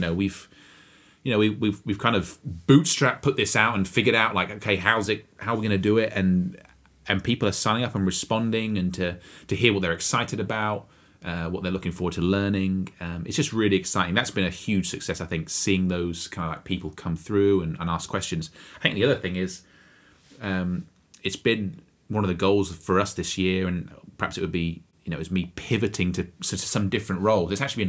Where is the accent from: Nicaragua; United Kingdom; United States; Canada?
United Kingdom; Bury St Edmunds, East of England; moved away; I'm going to my hometown of Bury St Edmunds in Suffolk, England.